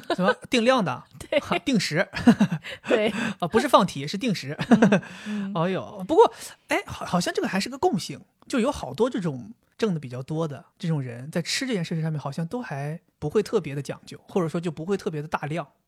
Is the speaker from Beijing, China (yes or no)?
no; Dalian, Liaoning, China; 我们大连那边有一个物流公司